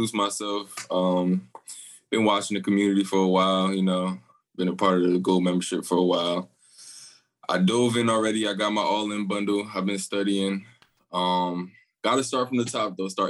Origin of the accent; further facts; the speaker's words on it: New Jersey, United States; I'm from Jersey